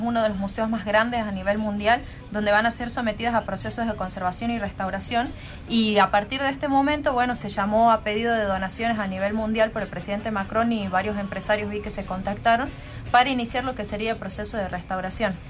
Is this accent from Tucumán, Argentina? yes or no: yes; Tucumán, Argentina; nosotros como argentinos, como tucumanos